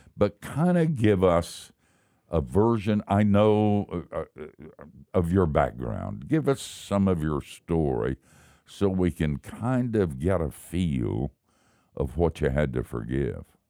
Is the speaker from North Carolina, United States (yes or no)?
yes; Asheville, North Carolina, United States; I grew up in Asheville